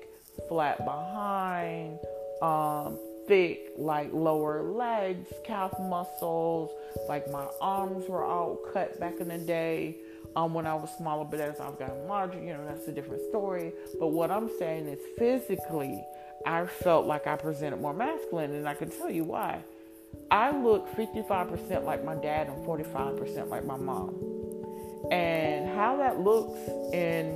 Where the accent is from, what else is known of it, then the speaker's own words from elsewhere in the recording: Columbus, United States; moved away as an adult; also born or lived in rural Georgia; I don't look like these local girls I grew up in Columbus